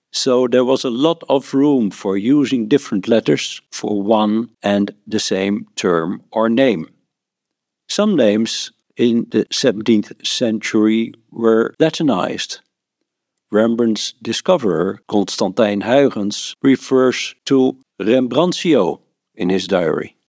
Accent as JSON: {"language": "English", "country": "Netherlands", "said": "I'm from the Netherlands."}